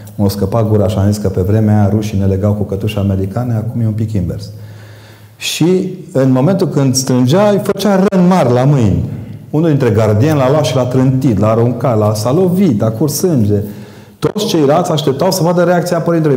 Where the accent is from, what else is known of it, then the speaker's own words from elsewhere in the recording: Transylvania, Romania; eu vin din Ardeal